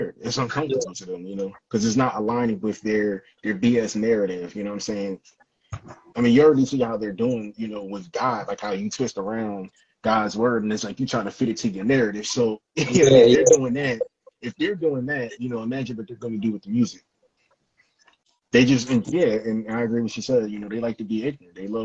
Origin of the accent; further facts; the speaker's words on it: Philadelphia, Pennsylvania, United States; I grew up around East Mount Airy